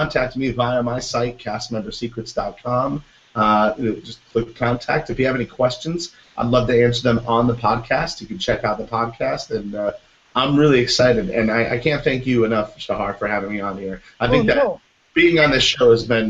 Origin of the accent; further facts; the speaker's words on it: Michigan, United States; now in Orlando, United States; I'm from Michigan, so I know how to shovel snow